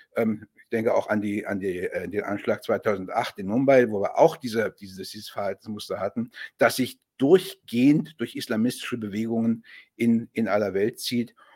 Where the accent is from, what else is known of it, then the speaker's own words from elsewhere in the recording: Germany; als Deutscher